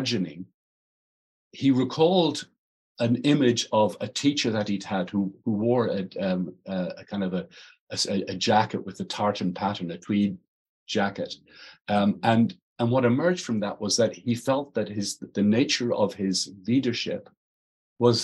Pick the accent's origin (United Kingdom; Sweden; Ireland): Ireland; I'm Irish, not English